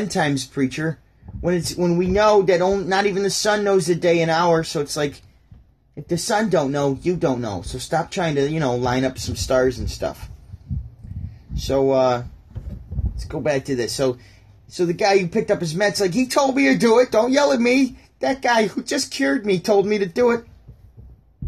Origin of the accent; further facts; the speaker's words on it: Syracuse, New York, United States; also born or lived in Burlington, Ontario / St. Catharines, Ontario; I'm from Syracuse, New York